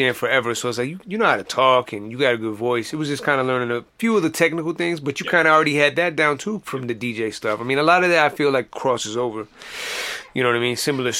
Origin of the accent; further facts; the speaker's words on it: St. Paul, Minnesota, United States; I live in Minneapolis now. Mm-hmm. But just when I grew up in St. Paul, it was just St. Paul everything.